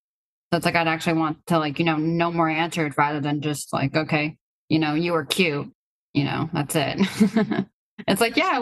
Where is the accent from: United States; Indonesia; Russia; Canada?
Russia; born there; I was born from Russia, you know, I do have these things and stuff like